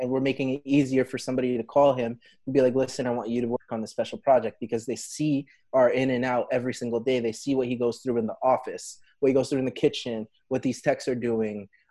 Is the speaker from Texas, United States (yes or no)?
no; New Jersey, United States; we're from Jersey